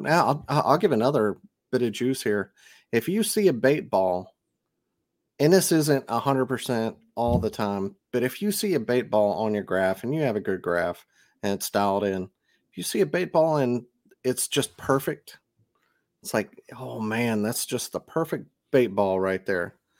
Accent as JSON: {"language": "English", "region": "Mississippi", "country": "United States"}